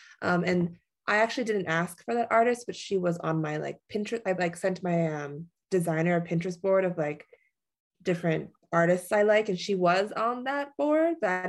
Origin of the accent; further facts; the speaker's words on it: New Jersey, United States; also born or lived in New York City / San Diego / Cambridge, Massachusetts; now in Las Vegas, United States; I'm originally from New Jersey, New York area. Yeah, I was born in New York City, but I grew up mostly in New Jersey. Yeah, then I ended up in Vegas somehow.